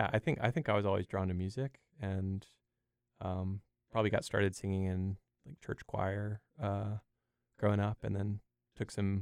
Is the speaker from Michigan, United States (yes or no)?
no; Winston-Salem, North Carolina, United States; also born or lived in Asheville, North Carolina / Durham, North Carolina; I'm from Winston-Salem, but live in Durham now with my bandmates